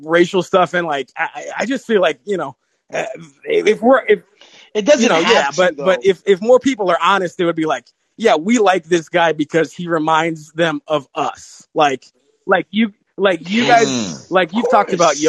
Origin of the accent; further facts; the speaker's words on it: Chicago, Illinois, United States; accent: Chicago; My dad's from Chicago. I was born in Chicago. Grew up.